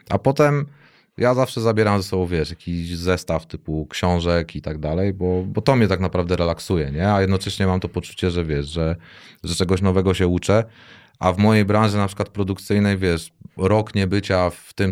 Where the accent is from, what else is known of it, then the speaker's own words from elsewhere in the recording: Warsaw, Masovian Voivodeship, Poland; now in Tricity, Poland; jak ja z Warszawy, wiesz, to przeszczep, nie?